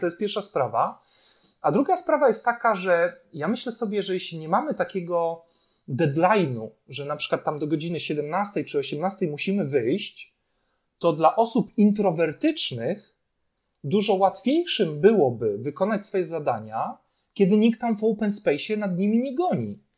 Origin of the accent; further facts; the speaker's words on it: Poland; Urodziliśmy się akurat tutaj, w tym kraju.